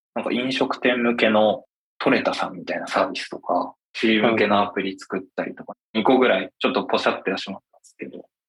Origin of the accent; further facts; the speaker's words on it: Hokkaido, Japan; moved away as an adult; now in Tokyo, Japan; 僕は北海道出身で、20歳の時に大学を中退して、こちらに出てきました。